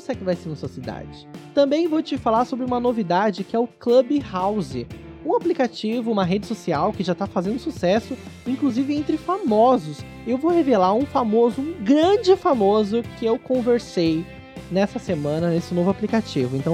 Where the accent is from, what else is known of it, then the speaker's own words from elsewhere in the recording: Brazil; somos brasileiros